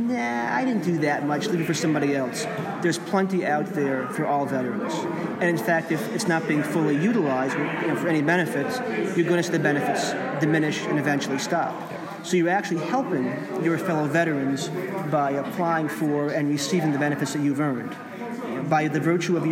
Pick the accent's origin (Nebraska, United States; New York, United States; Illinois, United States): New York, United States; Plattsburgh; I'm from Plattsburgh, New York